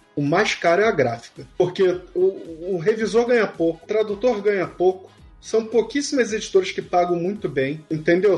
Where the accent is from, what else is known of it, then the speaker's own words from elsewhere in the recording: Rio de Janeiro, Brazil; accent: carioca; O meu sotaque é carioca, eu posso comer um i ou outro